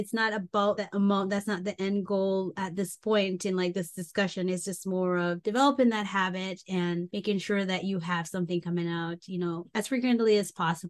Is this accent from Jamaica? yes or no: yes; Jamaica; moved away; I grew up in Jamaica and I grew up where a lot of family members struggled.